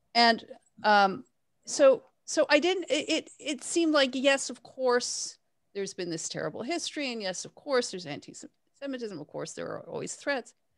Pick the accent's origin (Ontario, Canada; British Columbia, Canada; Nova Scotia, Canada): Ontario, Canada; Toronto; I grew up in Toronto